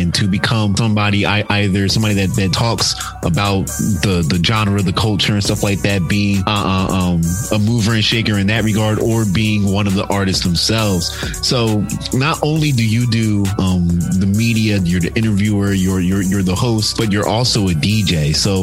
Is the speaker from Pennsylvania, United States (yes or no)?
yes; Philadelphia, Pennsylvania, United States; moved away; growing up and being in Philadelphia, especially being in the Black community in Philadelphia